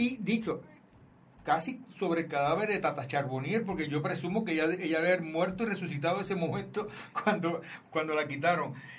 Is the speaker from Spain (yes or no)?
no; Aguadilla, Puerto Rico; desde Aguadilla, Puerto Rico, que es mi pueblo